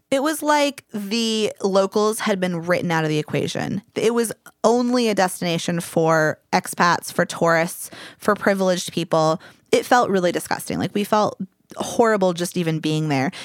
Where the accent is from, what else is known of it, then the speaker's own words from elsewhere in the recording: Louisville, Kentucky, United States; now in Bay Area, United States; my hometown, and Louisville is awesome